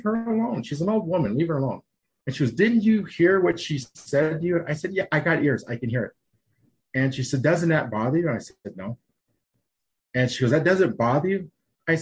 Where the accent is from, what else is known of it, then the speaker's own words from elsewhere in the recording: Kimball, South Dakota, United States; I grew up in Kimball